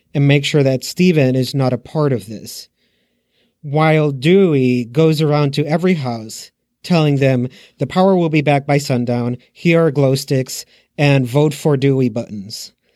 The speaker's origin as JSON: {"language": "English", "country": "Puerto Rico", "said": "I'm from Puerto Rico."}